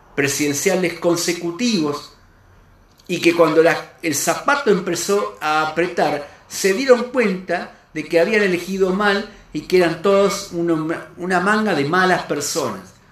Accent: Argentina; como argentino, como persona, como cristiano que soy

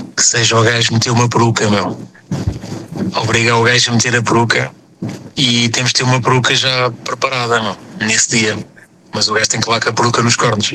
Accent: Portugal; enquanto português

